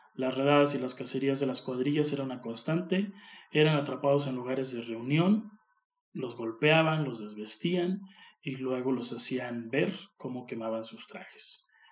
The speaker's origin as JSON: {"language": "Spanish", "country": "Mexico", "said": "aquí en México seamos también muy así, muy cagones uno con el otro"}